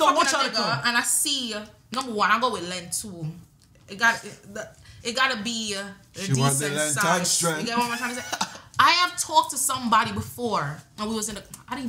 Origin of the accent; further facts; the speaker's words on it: Jamaica; I'm Jamaican